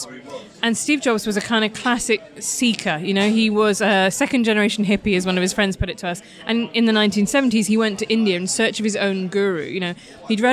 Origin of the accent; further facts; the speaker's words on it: Midlands, United Kingdom; I'm not even really northern, I'm from the Midlands